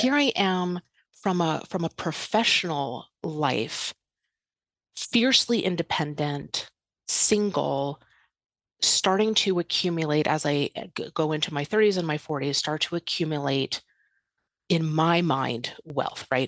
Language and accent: English; outside New York City, United States; moved away as an adult; also born or lived in Los Angeles; I was born and raised outside New York City